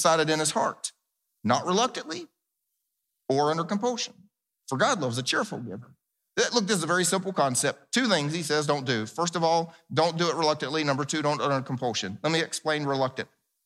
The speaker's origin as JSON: {"language": "English", "region": "the South", "country": "United States", "tie": "born or raised there", "said": "I grew up in the South where we actually planted big gardens"}